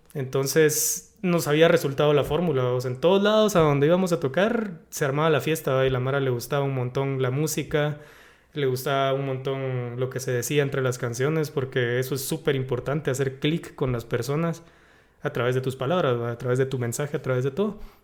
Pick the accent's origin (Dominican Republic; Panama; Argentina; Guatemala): Guatemala; yo buscando mi identidad como guatemalteco